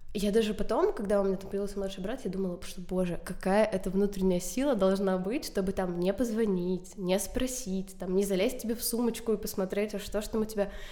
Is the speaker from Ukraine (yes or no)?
yes; Chernihiv, Chernihiv Oblast, Ukraine; я из Чернигова, я училась в первой школе.